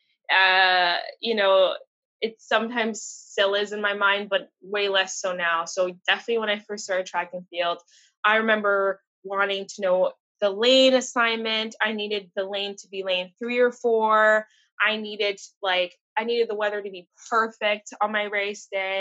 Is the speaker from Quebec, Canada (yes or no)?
yes; Montreal, Quebec, Canada; moved away as an adult; now in Toronto, Canada; I'm from Montreal, my family's still there